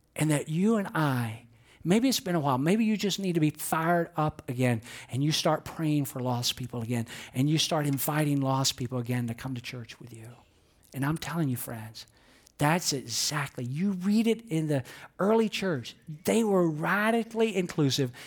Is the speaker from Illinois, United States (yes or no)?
no; Georgia, United States; I know I'm from Georgia